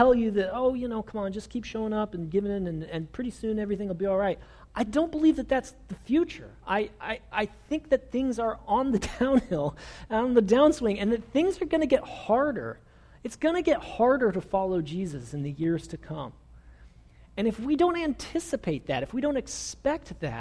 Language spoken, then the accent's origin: English; United States; also born or lived in Springfield, Missouri